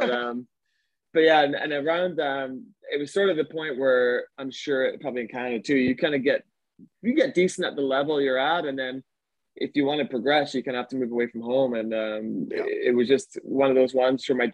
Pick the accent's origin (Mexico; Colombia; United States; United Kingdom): United Kingdom; Glasgow, Scotland; moved away; I'm from Glasgow originally.